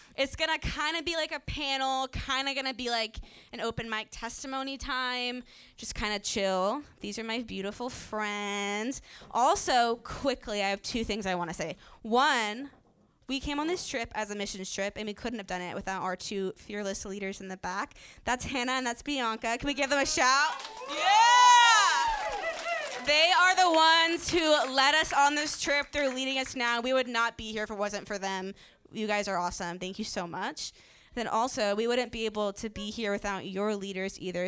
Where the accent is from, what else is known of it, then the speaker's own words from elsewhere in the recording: Virginia Beach, Virginia, United States; now in Redding, United States; I live in Redding, California. I'm originally from Virginia Beach